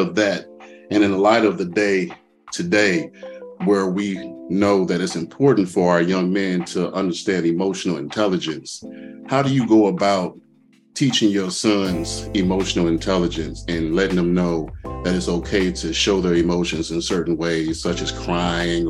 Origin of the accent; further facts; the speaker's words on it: Gary, Indiana, United States; growing up in Gary, Indiana